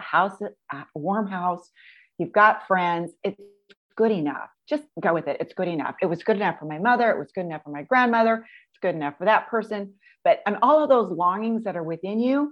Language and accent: English; Pacific Northwest, United States; born and raised in the Pacific Northwest